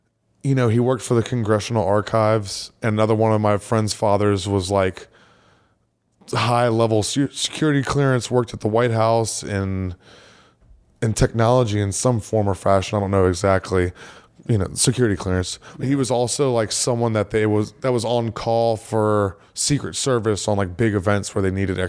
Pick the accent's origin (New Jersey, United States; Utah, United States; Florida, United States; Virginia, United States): Virginia, United States; moved away as an adult; now in Austin, United States; from Virginia.